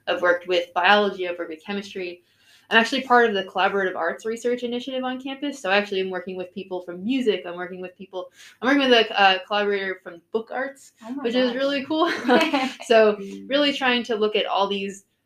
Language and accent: English; New York City, New York, United States; I'm originally from New York City